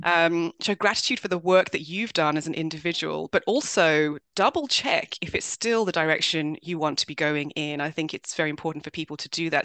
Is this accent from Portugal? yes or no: no; London, United Kingdom; born or raised there; also born or lived in Swaziland / South Africa